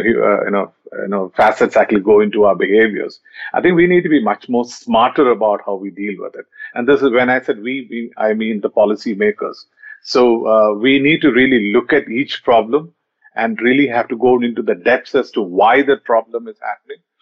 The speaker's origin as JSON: {"language": "English", "town": "Kolkata", "region": "West Bengal", "country": "India", "tie": "born or raised there", "said": "when i growing up in Calcutta uh, in the initial, in the early 90s"}